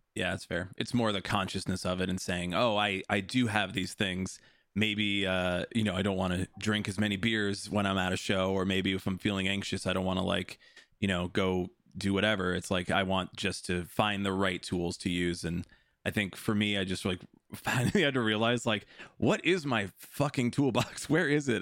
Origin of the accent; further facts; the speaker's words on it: Des Plaines, Illinois, United States; also born or lived in Chicago; I grew up in Des Plaines